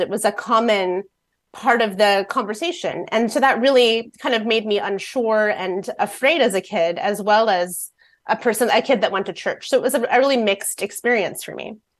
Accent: Fort Wayne, Indiana, United States; now in Seattle, United States; I've been in Seattle about eighteen years, but I grew up in Fort Wayne, Indiana

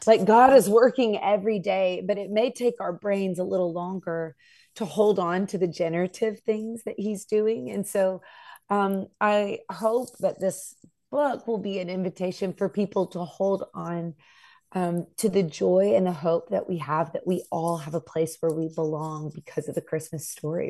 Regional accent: Nashville, Tennessee, United States; I'm from Nashville, so it's a very musical place.

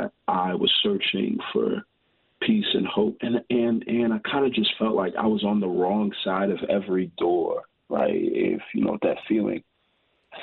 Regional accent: Houston, Texas, United States; I grew up in Houston, but right before college, my parents are from Nigeria

